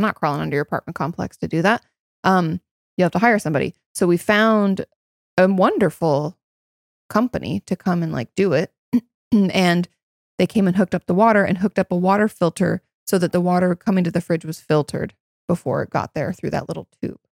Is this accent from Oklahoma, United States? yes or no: no; Washington, United States; moved away